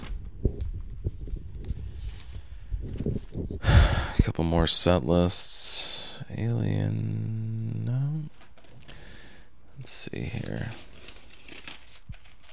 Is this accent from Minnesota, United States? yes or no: yes; Minnesota, United States; also born or lived in Indiana; I was raised in Minnesota and graduated from the U of M, so I'm legally a Gopher.